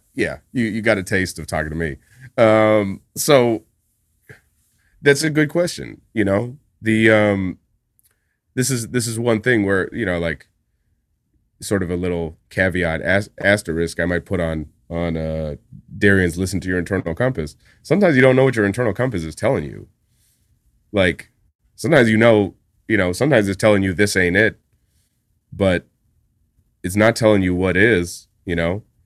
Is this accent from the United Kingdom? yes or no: no; Winnipeg, Manitoba, Canada; moved away as an adult; now in New York, United States; Part of it's being from a place like Winnipeg.